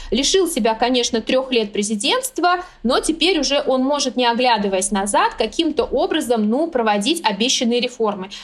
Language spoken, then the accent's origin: Russian; Surxondaryo Region, Uzbekistan; с девяностых годов я родилась в Сурхандаринской, самой жаркой области